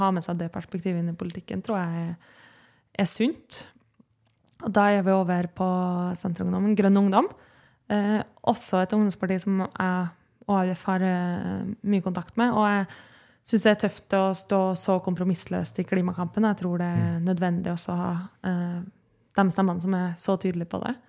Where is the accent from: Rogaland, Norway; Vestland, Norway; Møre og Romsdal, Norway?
Møre og Romsdal, Norway; Kristiansund; now in Oslo, Norway; er jeg jo fra Kristiansund